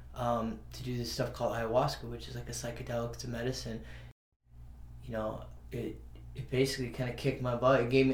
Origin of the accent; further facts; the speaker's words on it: New Mexico, United States; now in Los Angeles, United States; I grew up in New Mexico